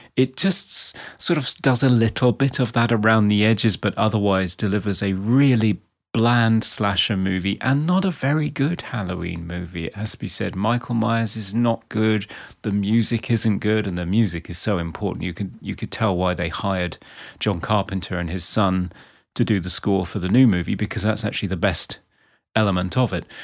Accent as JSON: {"language": "English", "area": "Outer Hebrides", "region": "Scotland", "country": "United Kingdom", "tie": "born or raised there", "moved": "yes", "said": "where I grew up in the Outer Hebrides in Scotland"}